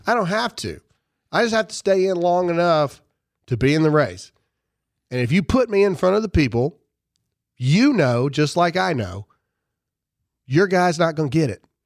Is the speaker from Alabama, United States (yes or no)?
no; Caledonia, Mississippi, United States; moved away; I was born and raised in Caledonia, Mississippi